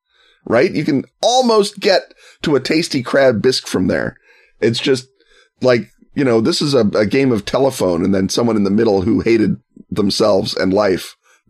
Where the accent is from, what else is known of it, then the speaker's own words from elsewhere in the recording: United States; As an American